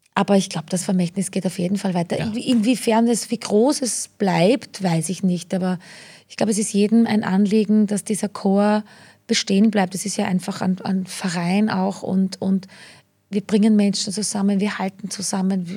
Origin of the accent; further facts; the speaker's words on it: rural Lower Austria, Austria; now in Vienna, Austria; als kleines Landei